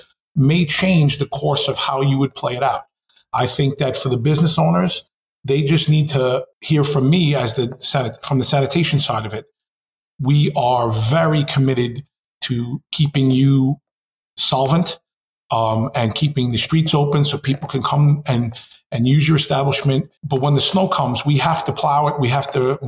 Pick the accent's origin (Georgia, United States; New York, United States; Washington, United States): New York, United States; New York City; as a consummate New Yorker